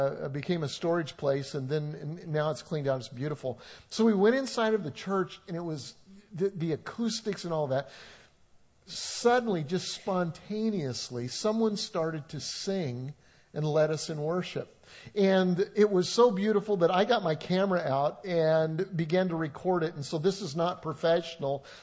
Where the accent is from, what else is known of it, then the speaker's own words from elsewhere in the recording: Colorado, United States; moved away; I grew up in Colorado